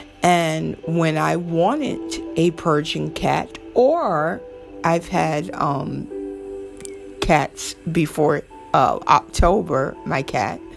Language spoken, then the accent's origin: English; the South, United States; accent: southern; My southern accent